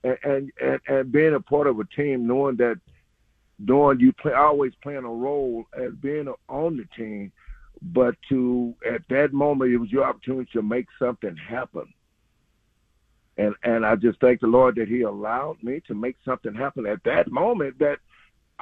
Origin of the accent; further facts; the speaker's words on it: Mississippi, United States; my hometown in Hayes, Mississippi